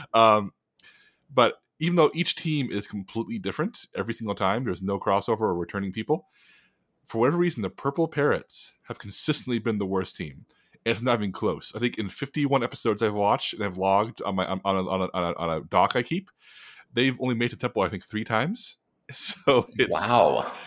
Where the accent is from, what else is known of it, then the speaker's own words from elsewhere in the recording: United States; as an American